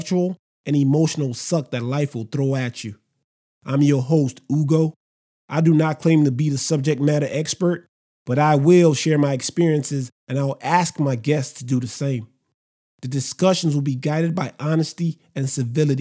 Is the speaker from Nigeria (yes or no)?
yes; Nigeria; I'm Nigerian